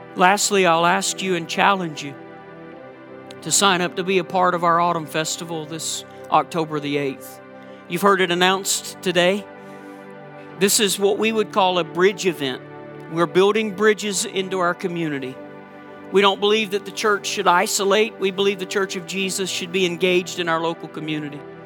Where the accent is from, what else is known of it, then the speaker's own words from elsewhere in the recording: Georgia, United States; now in Minnesota, United States; you know by my accent that I'm not from Minnesota. And you know, if you've been around me long enough, that I'm a big Georgia Bulldog fan because I'm originally from Georgia